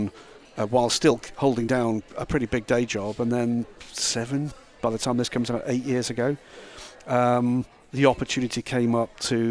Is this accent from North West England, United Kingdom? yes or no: no; Epsom, South East England, United Kingdom; my hometown for the Derby, the big horse race there. That's about a 10-minute walk from the house.